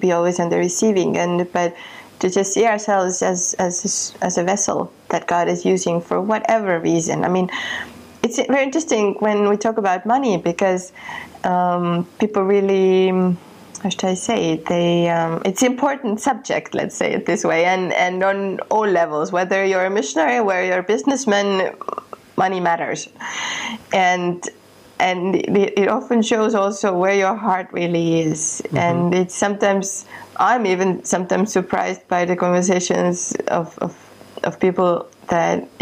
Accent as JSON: {"language": "English", "country": "Estonia", "tie": "born or raised there", "moved": "yes", "said": "I come from Estonia and from a country that was occupied when I was a child."}